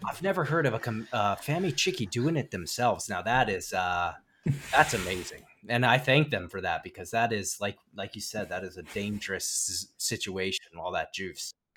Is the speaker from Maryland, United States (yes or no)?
yes; Frederick, Maryland, United States; my hometown of Frederick, Maryland